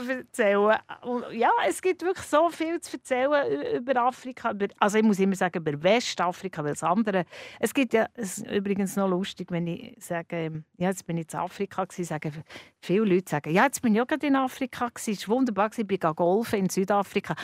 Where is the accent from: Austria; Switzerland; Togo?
Switzerland; Bern; now in Zürich, Switzerland; als Bernerin